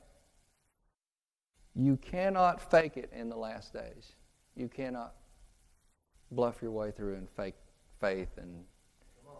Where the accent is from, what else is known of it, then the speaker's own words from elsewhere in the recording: Kansas, United States; moved away; also born or lived in California; I'm from Kansas. I don't even know what a valley is